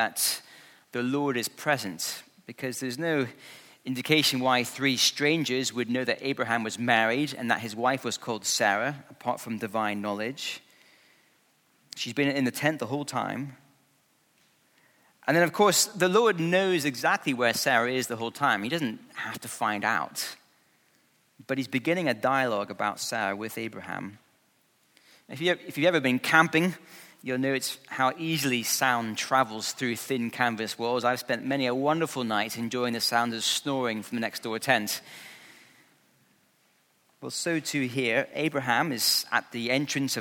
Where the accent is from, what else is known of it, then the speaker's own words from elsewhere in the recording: Scotland, United Kingdom; when I was growing up in Scotland